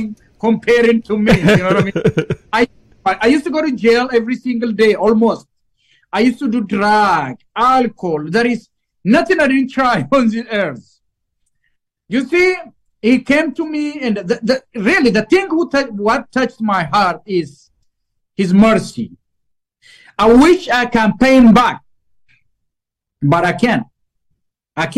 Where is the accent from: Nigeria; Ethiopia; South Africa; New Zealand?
Ethiopia; English is a second language; moved away as an adult; now in Minnesota, United States; back in Ethiopia, we learned British English, which is a completely different accent. So when I came to the United States, I didn't speak any English word